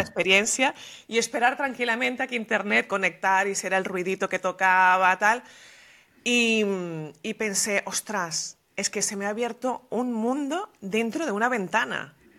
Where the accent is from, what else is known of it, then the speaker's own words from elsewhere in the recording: Venezuela; moved away as an adult; also born or lived in Madrid, Spain; yo nací en Venezuela y de la misma generación